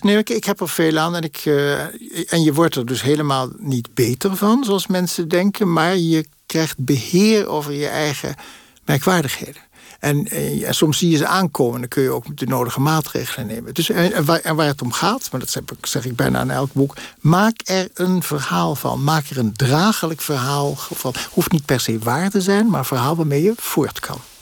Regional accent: Netherlands; also born or lived in Paris; wij dan als Nederlanders

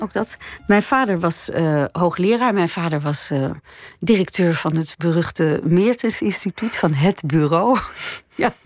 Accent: Nederhorst den Berg, North Holland, Netherlands; also born or lived in Hilversum; Dat was het dorp waar ik vandaan kwam

